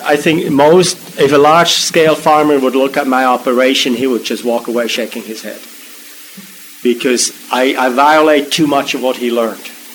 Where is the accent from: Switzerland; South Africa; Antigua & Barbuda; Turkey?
Switzerland; now in Maryland, United States; I grew up in Switzerland